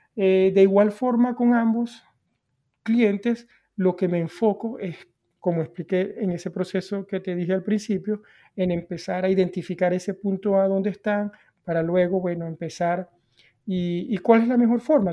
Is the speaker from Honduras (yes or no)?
no; Venezuela; yo crecí con, desde la cultura que vengo, que vengo de Venezuela